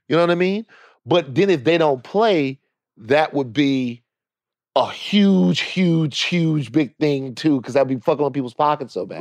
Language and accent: English; Baton Rouge, Louisiana, United States; also born or lived in Los Angeles; I'm from Louisiana, Baton Rouge